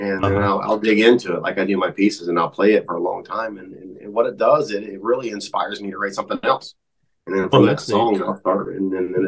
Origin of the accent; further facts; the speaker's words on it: Jefferson County, Eastern Ohio, United States; I grew up in Eastern Ohio and in Jefferson County over there